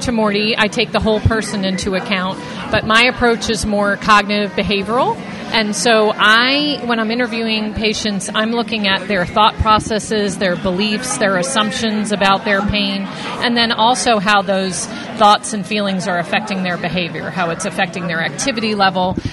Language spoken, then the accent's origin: English; New York, United States; now in Mississippi, United States; I'm from New York